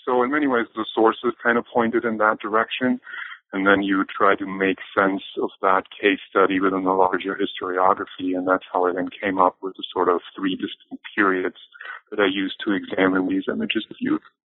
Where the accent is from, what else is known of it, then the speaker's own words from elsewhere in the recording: a small village outside of Bayreuth, northern Bavaria, Germany; English is a second language; moved away; also born or lived in Erlangen; I grew up in Germany, more precisely in a, in a small village outside of Bayreuth, so in northern Bavaria.